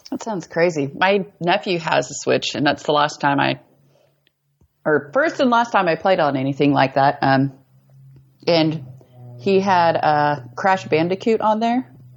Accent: Colby, Kansas, United States; moved away; also born or lived in Eastern Colorado; moved to Northwest Kansas, a small town called Colby. It's like right in the corner. So it's about like 30 minutes from Colorado, 30 minutes from Nebraska

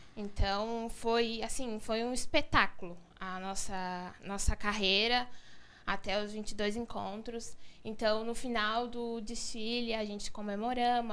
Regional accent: Agronômica, Santa Catarina, Brazil; Eu sou da agronômica. Servidão Santa Vitória.

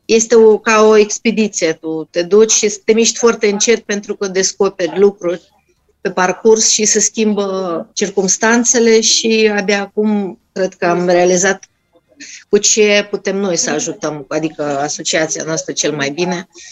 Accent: Russia; first language Russian; Romanian is a second language; now in Romania; eu sunt din Rusia, vorbim rusă, normal

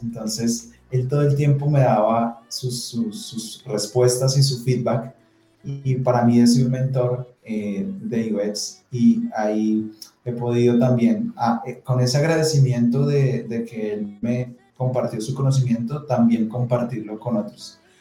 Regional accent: Colombia; como colombianos

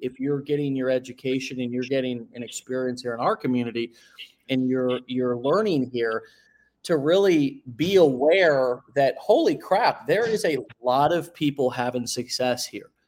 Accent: St. Petersburg, Florida, United States; in my hometown

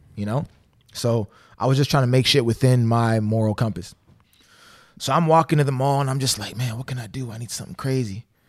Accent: Canada; I'm from Canada

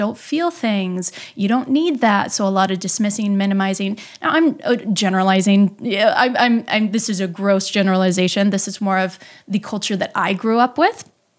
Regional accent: Midwest, United States; You know, I'm from the Midwest, and the most that we know is I had Catholicism and I had Midwest values

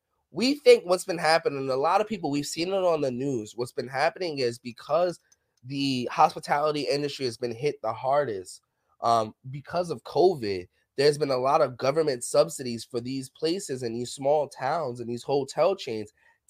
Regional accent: New York City, New York, United States; And I'm from New York City. Y'all all know that. So like I'm used to like, you know, Spanish music in the background, arguments, gunshots.

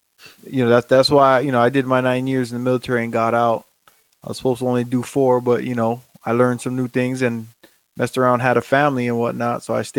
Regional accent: Hawaii, United States; moved away as an adult; also born or lived in Japan; I'm from Hawaii. Mm-hmm. So I was going to stay in Japan until a spot in Hawaii opened up.

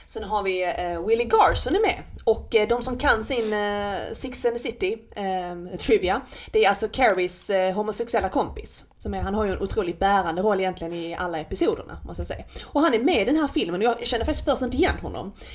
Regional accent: Skåne, Sweden; accent: skånska (not quite); min skånska, men det är inte riktigt skånska

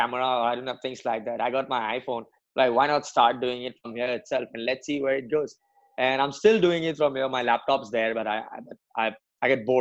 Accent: Assam, India; moved away as an adult; also born or lived in Mumbai; now in Pune, India; I'm born and brought up in Assam. It's a part of northeastern India.

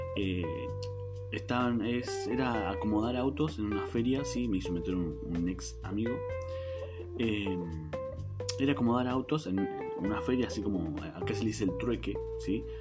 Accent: Neuquén, Argentina; soy de Argentina, soy de Neuquén, Argentina, que está al sur del país

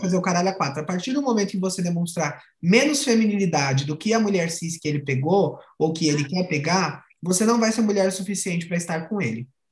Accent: São Paulo, Brazil; now in Paraná, Brazil; sou de São Paulo, moro no Paraná

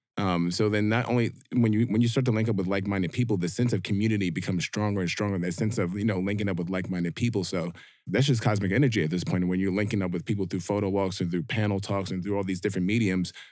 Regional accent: New York, United States; being a black dude who's an electrician, born and raised in New York

